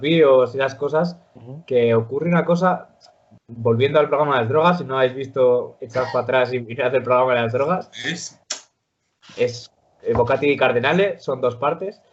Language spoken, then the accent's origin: Spanish; Spain; los españoles en Argentina que nos llaman gallegos